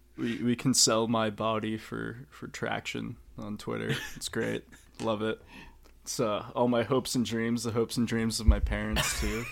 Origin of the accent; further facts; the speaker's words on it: Reading, Massachusetts, United States; I'm from Reading, Mass.